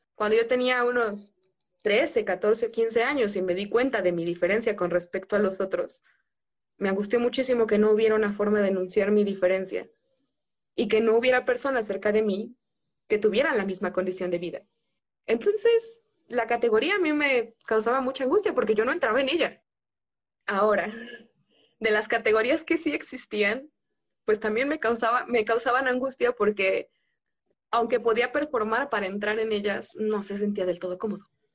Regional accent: southern Mexico, Mexico; vengo de un lugar en el sur, la palabra tostón tiene sentido

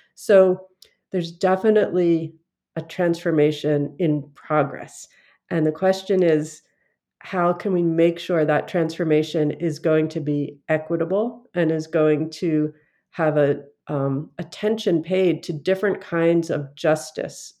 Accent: Philadelphia, Pennsylvania, United States; my origins in Philadelphia.

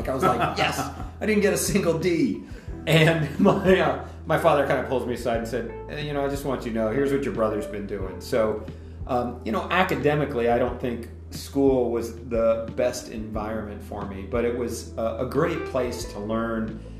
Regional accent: Banner Elk, North Carolina, United States; now in Whitefish, United States; Well, I grew up in North Carolina in a little town called Banner Elk, which is sort of in that northwestern corner where it meets Virginia and Tennessee.

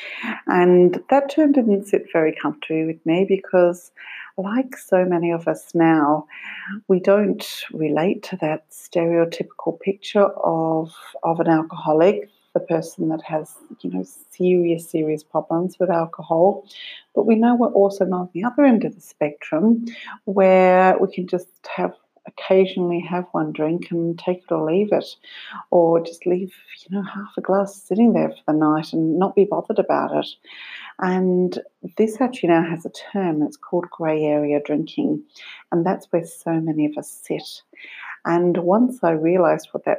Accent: Australia; now in Ireland; I live in Ireland, I'm from Australia

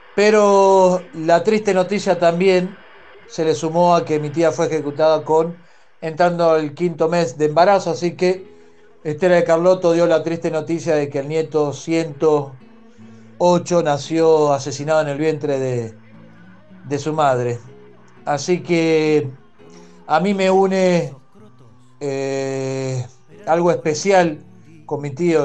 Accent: La Plata, Buenos Aires Province, Argentina; somos todos de La Plata

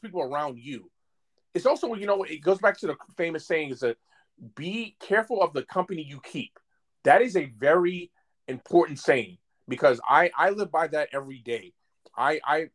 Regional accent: New York City, New York, United States; I'm from Brooklyn, New York

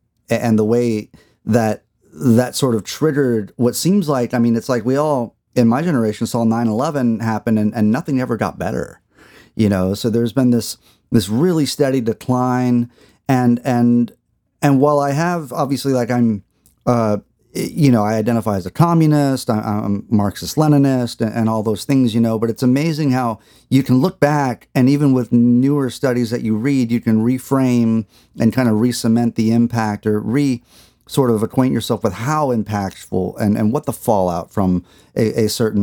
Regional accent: Texas, United States; I grew up in Texas in probably a rural setting

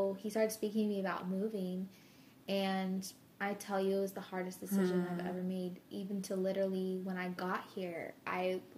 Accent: Arizona, United States; moved away as an adult; I'm from Arizona

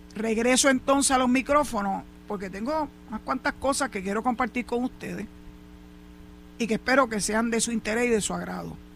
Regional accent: Puerto Rico; como boricuas que somos

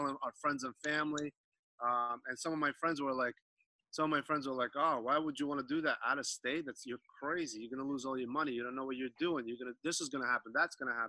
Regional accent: New York, United States; accent: New York; now in Southern California, United States; I'm originally from New York

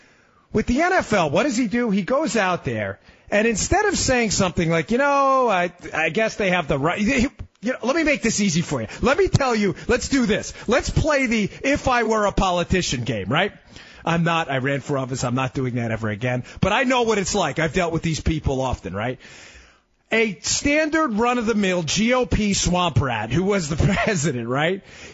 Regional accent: Queens, New York, United States; For those of you who heard me fill in for Mark before, I'm from Queens. We don't have the money of the Manhattan people. We're never as tough as the Brooklyn and the Bronx kids.

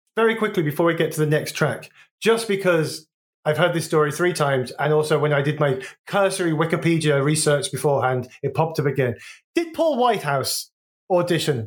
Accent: Wolverhampton, West Midlands, United Kingdom; moved away as an adult; also born or lived in London / Brighton; growing up in Wolverhampton

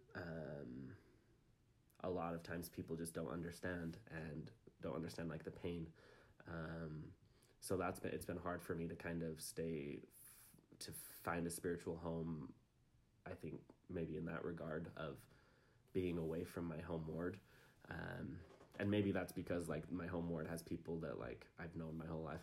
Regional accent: Provo, Utah, United States; I'm from Provo. Lived here my whole life

